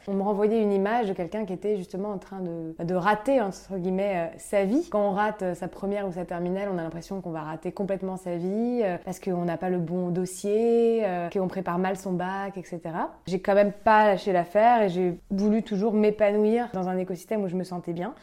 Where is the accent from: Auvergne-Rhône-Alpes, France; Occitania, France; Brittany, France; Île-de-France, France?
Île-de-France, France; Paris; je suis née et grandie à Paris